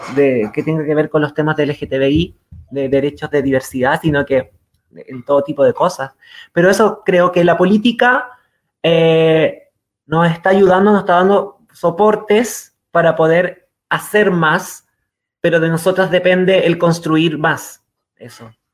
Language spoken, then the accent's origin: Spanish; Quilpué, Valparaíso, Chile; also born or lived in Viña del Mar / San Felipe / Catemu; nos fuimos a vivir a una zona dentro de Viña del Mar, porque yo soy Viña del Mar, a un un lugar más rural dentro, dentro de Viña del Mar, que era Quilpué